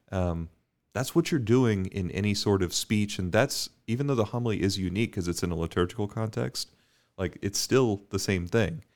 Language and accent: English; Bermuda; growing up in Bermuda, we would always